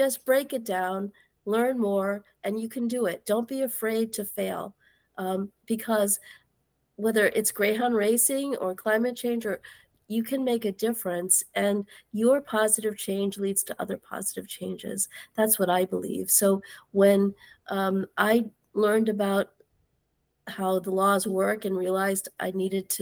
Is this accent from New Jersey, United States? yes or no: yes; New Jersey, United States; I'm from New Jersey